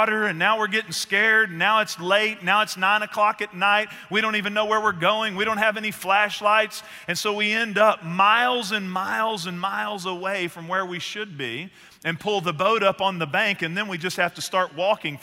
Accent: Northeast Texas, United States; I grew up in Northeast Texas

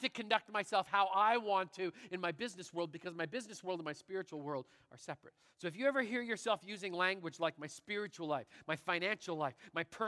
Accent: Canada; I'm Canadian

